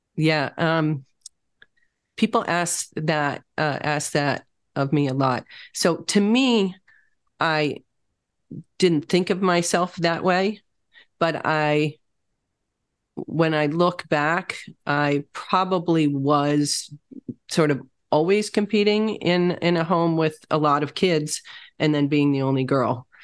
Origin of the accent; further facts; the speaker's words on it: Wisconsin, United States; moved away as an adult; also born or lived in Michigan / Chicago; I grew up in Wisconsin